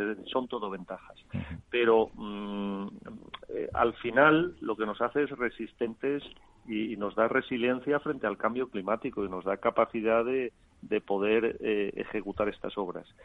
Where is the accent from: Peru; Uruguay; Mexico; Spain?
Spain; Es que España de, somos el país de Europa